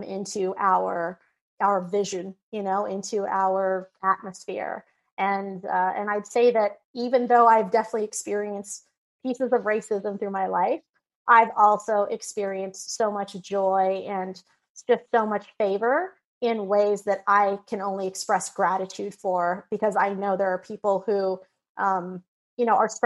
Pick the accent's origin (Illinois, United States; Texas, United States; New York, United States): Texas, United States; there was this little country bumpkin school out in Texas